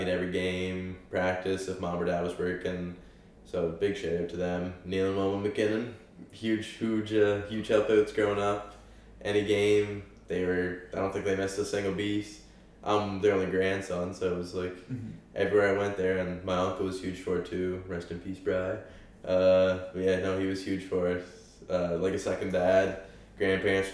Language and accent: English; Prince Edward Island, Canada; I'm a Canadian kid. I'm an Islander